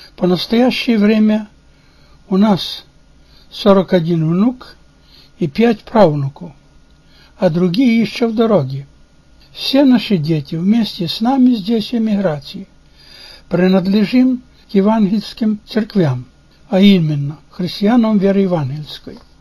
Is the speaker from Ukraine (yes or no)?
yes; Kamenka, Chernivtsi Oblast, Ukraine; Russian is a second language; moved away as an adult; now in Portland, United States; Я уроженец и прожил 60 лет в селе Каменка Черновицкой области на Украине